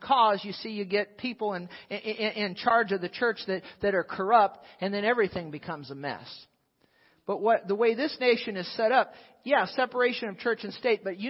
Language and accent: English; United States; I'm an American